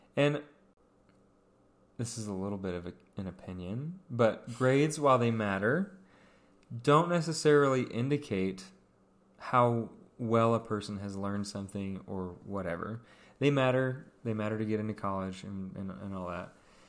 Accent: Pacific Northwest, United States; so I grew up in the Northwest, and there's lots of cougars.

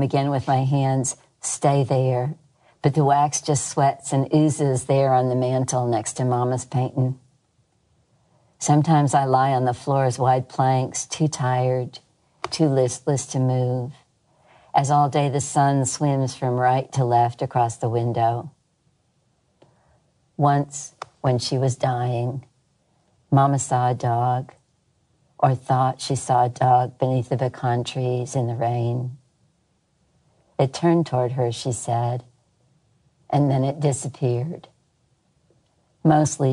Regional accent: Berkeley, California, United States; moved away as an adult; now in Mississippi, United States; I grew up in Berkeley

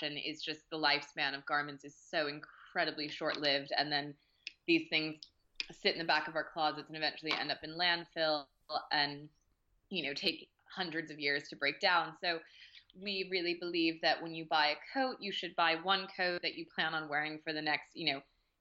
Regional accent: Maine, United States; moved away as an adult; now in Paris, France; I grew up in Maine

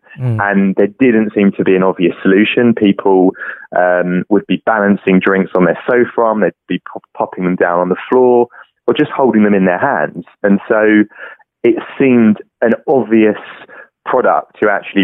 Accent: London, United Kingdom; I'm from London, UK, and I'm the inventor

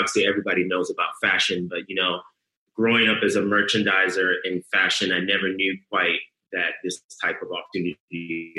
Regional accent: Ohio, United States; accent: Southern; you grew up in a Southern household. Even though I grew up in Ohio, we had all the Southern iconic things that you do.

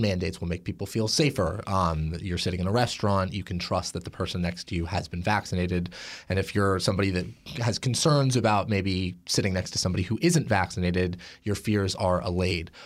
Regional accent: Portland, Oregon, United States; my hometown of Portland, Oregon

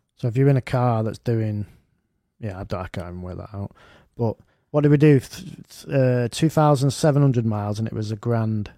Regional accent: Manchester, North West England, United Kingdom; I'm from Gorton, me

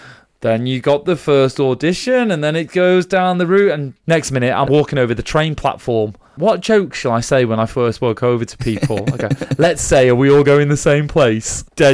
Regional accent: St Helens, North West England, United Kingdom; I'm from St. Helens originally.

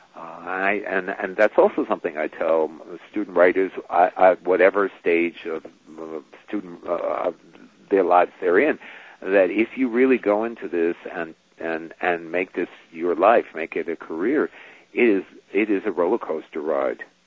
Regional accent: New York, United States; I grew up in New York and so did she

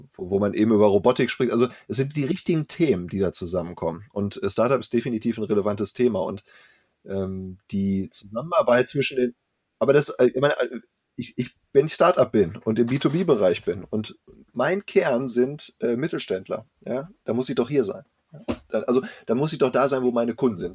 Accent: Bielefeld, North Rhine-Westphalia, Germany; ich bin gebürtiger Bielefelder.

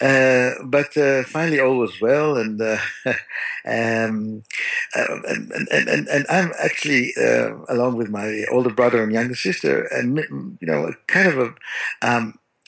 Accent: Tel Aviv, Tel Aviv District, Israel; I grew up in Tel Aviv

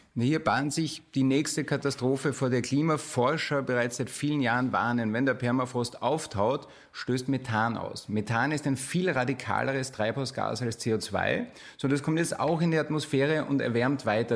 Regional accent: Burgenland, Austria; ich komme aus dem Burgenland

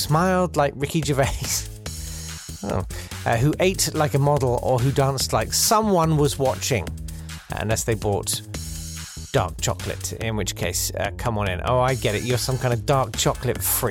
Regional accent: Kent, South East England, United Kingdom; I'm from Kent.

